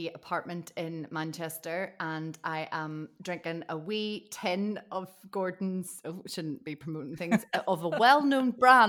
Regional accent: Ireland; Loads of people I knew, and it's probably because I'm Irish as well.

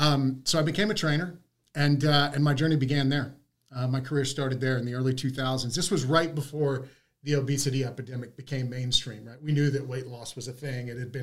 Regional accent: Texas, United States; I was from Texas.

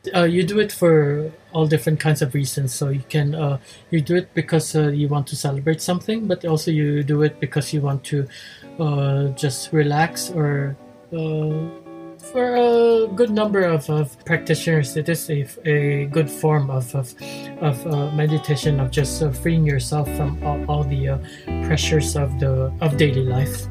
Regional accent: Philippines; moved away as an adult; now in Japan; I was born in the Philippines. Uh, my father was uh, a Chinese Spanish, my mother was uh, Filipino. Uh, but I came to Japan after high school

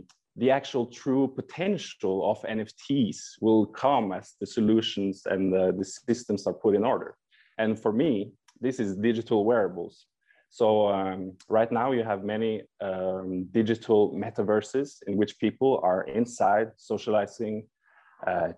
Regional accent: Norway; now in Italy; I'm a designer from Norway, and I'm currently living in Italy.

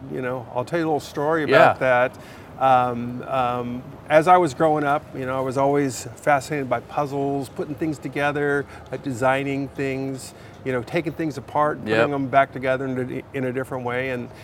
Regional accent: San Diego, California, United States; But here in California, mostly my formative years, I grew up in San Diego.

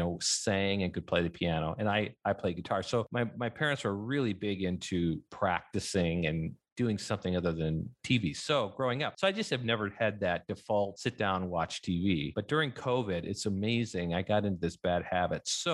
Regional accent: United States; So there are five kids growing up in our family. We grew up in North and South Dakota.

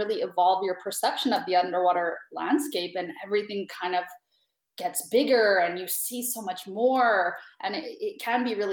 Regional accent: Canada; moved away; I'm from Canada

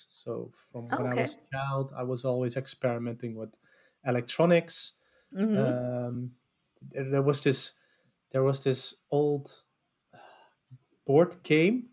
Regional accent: Amsterdam, North Holland, Netherlands; I'm from Amsterdam. Grew up there. Never moved actually out there.

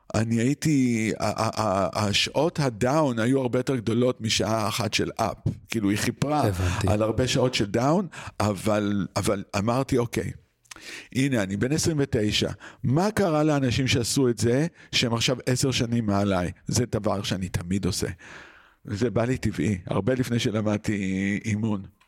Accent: Israel; moved away; also born or lived in New York

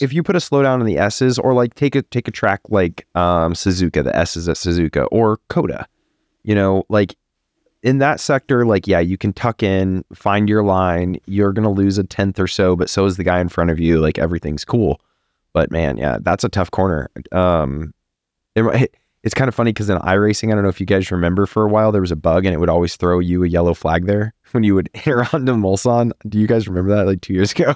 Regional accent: Texas, United States; I'm a Texan

